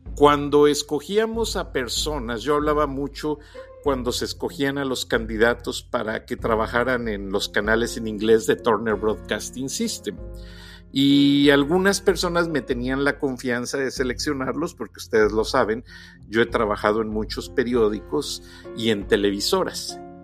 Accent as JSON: {"language": "Spanish", "country": "Mexico", "moved": "yes", "said": "yo que soy mexicano"}